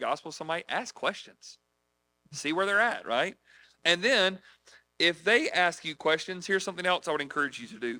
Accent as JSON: {"language": "English", "country": "United States", "said": "we're here from the United States trying to spread Christianity"}